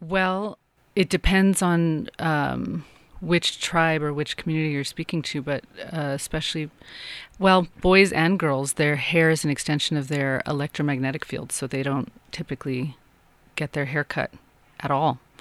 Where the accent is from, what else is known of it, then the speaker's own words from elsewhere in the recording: Santa Fe, New Mexico, United States; I am from New Mexico. I'm from Santa Fe